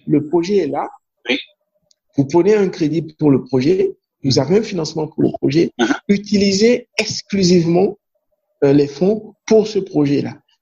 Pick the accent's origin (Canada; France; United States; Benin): Benin; Ouidah, Atlantique; first language Fon; French is a second language; ma langue maternelle, ou bien ma langue, c'est le fond. Hein. Donc, je suis fond euh, mhm. de Ouida